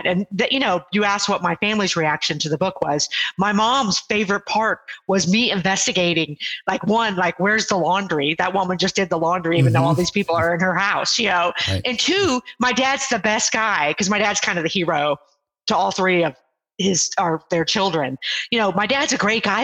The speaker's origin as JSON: {"language": "English", "town": "Houston", "region": "Texas", "country": "United States", "also_born_or_lived": "Ohio", "moved": "as an adult", "said": "I was living in Ohio at the time, and I'm from the Houston area"}